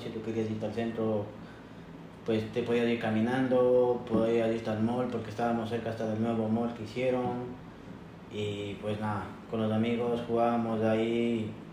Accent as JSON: {"language": "Spanish", "country": "Ecuador", "tie": "born or raised there", "also_born_or_lived": "Sant Pau, Spain", "moved": "yes", "lives_now": "Spain"}